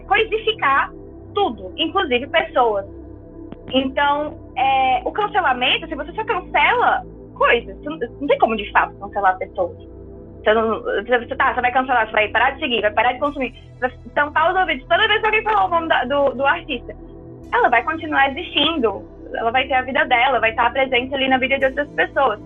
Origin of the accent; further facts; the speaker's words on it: Brazil; a gente como brasileiro